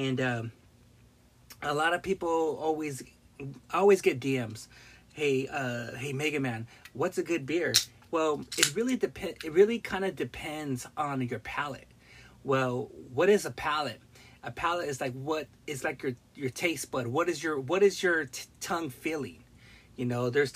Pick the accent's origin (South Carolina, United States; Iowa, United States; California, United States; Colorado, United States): California, United States; Long Beach; moved away; also born or lived in Modesto, California / Central Valley, California / Bay Area, California; from Long Beach, but I grew up in the Harbor area, Wilmington, Carson, San Pedro, Long Beach, and I used to live like almost half my life in Northern California, Central Valley